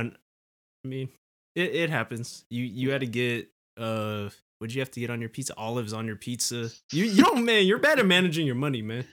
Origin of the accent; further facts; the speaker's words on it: California, United States; we're from California